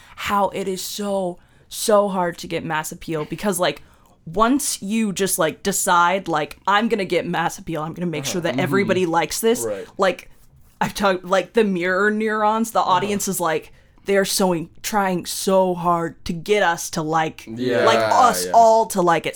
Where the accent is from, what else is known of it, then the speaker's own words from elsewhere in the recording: Clinton, Washington, United States; I was born in Clinton, Washington